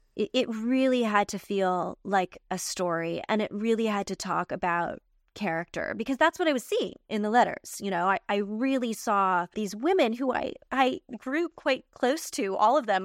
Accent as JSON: {"language": "English", "country": "United States", "said": "I'm an American"}